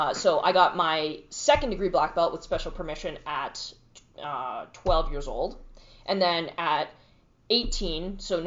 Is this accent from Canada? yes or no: yes; Medicine Hat, Alberta, Canada; So I was originally born and raised in Medicine Hat, Alberta, and so I grew up there my entire life.